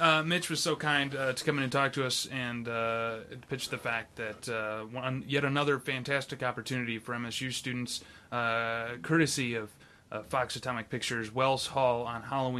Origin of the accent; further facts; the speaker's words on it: Brazil; Brazil, great, I'm from Brazil, and then Brazilians against this movie.